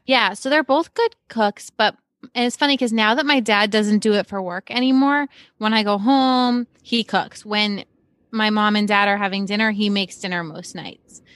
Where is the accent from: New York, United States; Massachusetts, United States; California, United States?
Massachusetts, United States; Cape Cod; moved away as an adult; also born or lived in Boston / Brooklyn; I grew up on Cape Cod, very sheltered place to begin